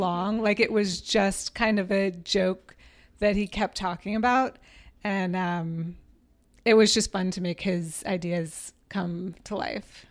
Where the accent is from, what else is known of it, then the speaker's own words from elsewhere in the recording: New Orleans, Louisiana, United States; also born or lived in Boston, Massachusetts; now in Richmond, United States; I grew up in New Orleans